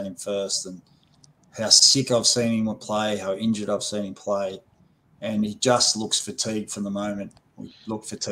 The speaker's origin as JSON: {"language": "English", "country": "Australia", "moved": "yes", "lives_now": "New Zealand", "said": "I'm Australian"}